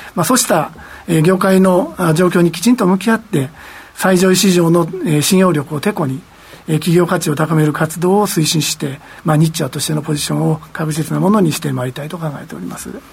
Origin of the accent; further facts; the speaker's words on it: Japan; moved away; 私自身も、あの、地方出身でございますので